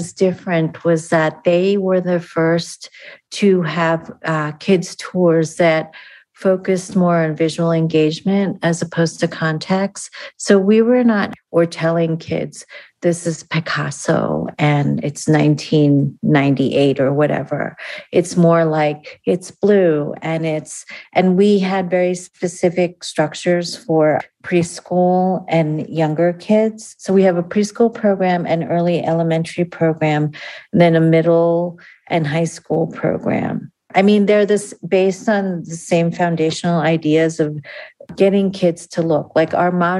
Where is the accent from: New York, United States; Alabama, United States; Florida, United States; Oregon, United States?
New York, United States; outside of New York City, United States; now in Denver, United States; I grew up outside of New York City